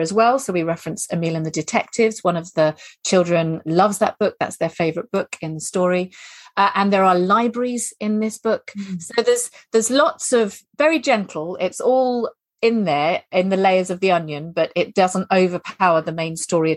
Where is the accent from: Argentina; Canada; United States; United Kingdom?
United Kingdom; England; being English that we all discover when we first start traveling